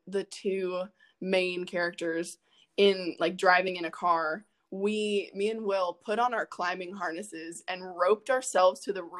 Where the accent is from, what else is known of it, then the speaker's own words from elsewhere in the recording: Northern Virginia, United States; I grew up in the Northern Virginia area, suburbs of DC